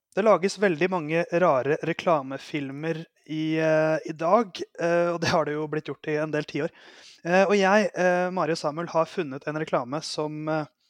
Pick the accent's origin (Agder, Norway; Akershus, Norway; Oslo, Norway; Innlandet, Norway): Oslo, Norway; jeg er fra Oslo